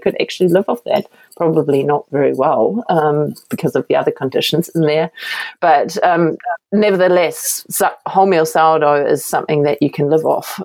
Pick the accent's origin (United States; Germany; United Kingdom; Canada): Germany; Berlin; moved away as an adult; now in New Zealand; i am from Berlin. It's a big city, right